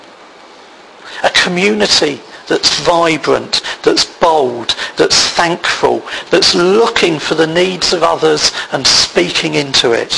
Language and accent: English; United Kingdom; we're British